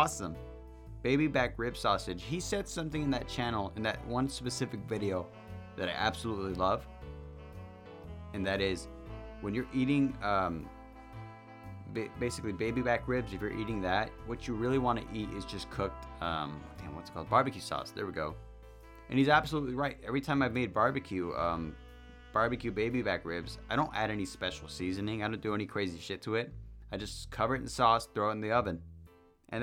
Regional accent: West Coast, United States; I'm from the West Coast.

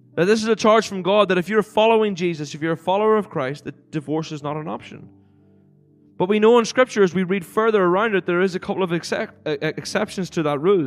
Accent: Cookstown, Northern Ireland, United Kingdom; moved away; Cookstown, which I'm sure a lot of you pe-, wouldn't have heard before, but it's the place where I grew up when I was born in Northern Ireland.

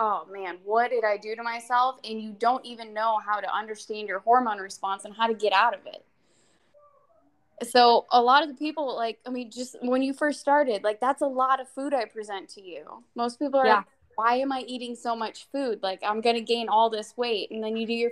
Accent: Watseka, Illinois, United States; now in North Carolina, United States; originally I'm from Watseka, Illinois, and grew up in the livestock industry my entire life

